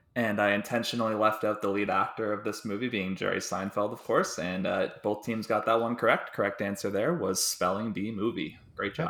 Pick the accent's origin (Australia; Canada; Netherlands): Canada; Delhi, Ontario; I'm from Delhi, Ontario, which is a small town about an hour and a half west of Toronto